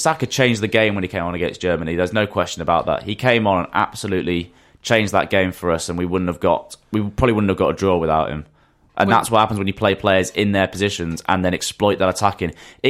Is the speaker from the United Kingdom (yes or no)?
yes; England, United Kingdom; And then it's always because we're English, we play 4-4-2.